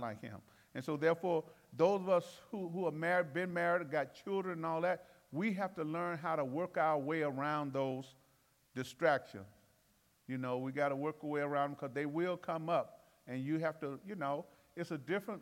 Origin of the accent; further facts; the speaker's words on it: Alabama, United States; I'm from Alabama